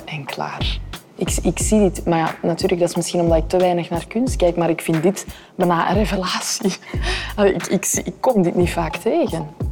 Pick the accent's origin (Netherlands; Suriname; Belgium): Belgium; Antwerp, Flanders; dat vind ik echt als Antwerpenaar